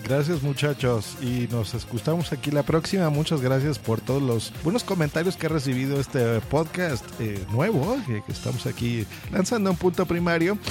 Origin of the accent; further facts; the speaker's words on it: Mexico; yo también soy de México